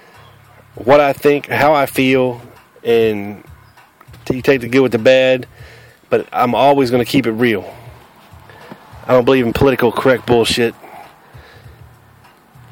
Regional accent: the South, United States; accent: Southern; This is how we talk in the South

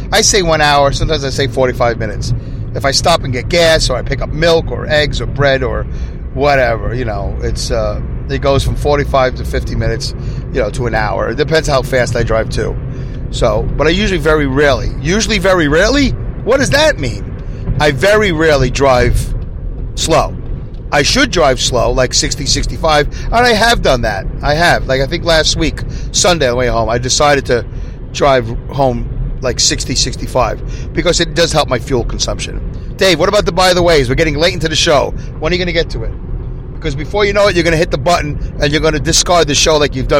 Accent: New York City, New York, United States; now in upstate New York, United States; I'm originally from Brooklyn, New York.

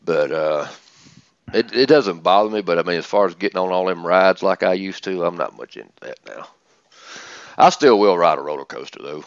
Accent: the South, United States; accent: southern; my southern accent

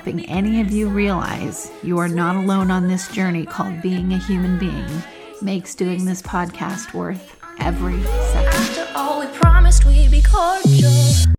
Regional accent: California, United States; moved away; my home state in California where I grew up.

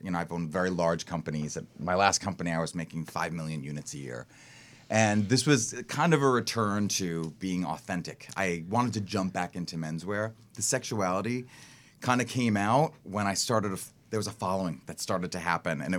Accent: Sayville, New York, United States; accent: Long Island; moved away as an adult; I grew up in the East End of Long Island. I'm a New Yorker. Been out here for 18 years.

